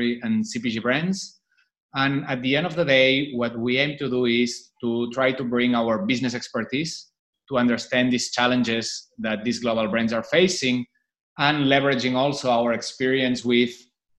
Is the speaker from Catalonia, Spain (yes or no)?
yes; Barcelona, Catalonia, Spain; moved away as an adult; now in Shanghai, China; I was born and raised in Barcelona, but I've been living in Shanghai since 2008